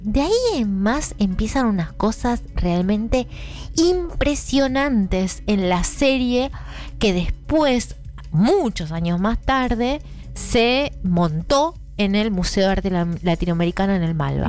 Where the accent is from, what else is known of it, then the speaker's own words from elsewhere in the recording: Argentina; el pueblo donde yo soy nacida y criada en Marcos, Marcos Exacto